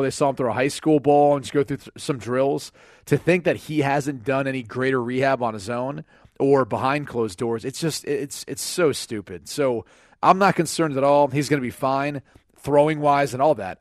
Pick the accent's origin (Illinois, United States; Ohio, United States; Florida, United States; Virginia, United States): Ohio, United States; Cleveland; it's my hometown team that I grew up rooting for.